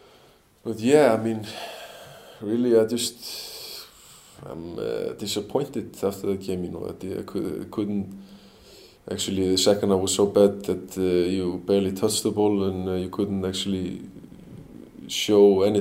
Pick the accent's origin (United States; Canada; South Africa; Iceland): Iceland; Selfoss, Southern Region; moved away; Selfoss, my hometown club